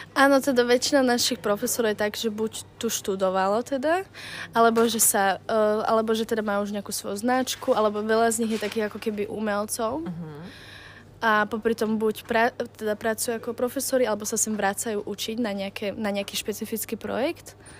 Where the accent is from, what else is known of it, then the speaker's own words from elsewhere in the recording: Slovakia; moved away as an adult; also born or lived in Bratislava; now in London, United Kingdom; chcel sa mi odísť zo Slovenska